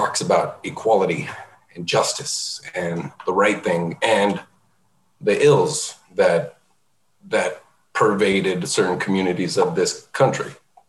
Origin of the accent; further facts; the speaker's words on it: rural New Mexico, United States; also born or lived in Oakland, California; I grew up in rural New Mexico by way of Oakland, California.